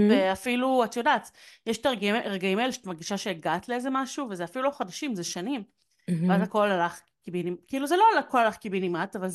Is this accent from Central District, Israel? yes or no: yes; Yehud, Central District, Israel; אני מיהוד